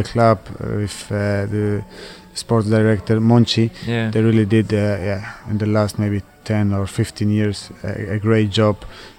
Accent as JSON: {"language": "English", "country": "Croatia", "also_born_or_lived": "Switzerland", "second_language": "English", "said": "A big part of me, when I speak with some people, I say I'm from Croatia, but also from Switzerland."}